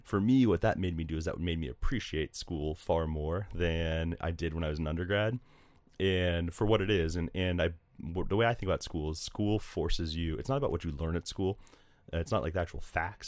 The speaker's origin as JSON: {"language": "English", "town": "Delray Beach", "region": "Florida", "country": "United States", "tie": "born or raised there", "also_born_or_lived": "Wake Forest, North Carolina", "moved": "yes", "said": "I grew up in South Florida, just north of Miami in a town called Delray Beach"}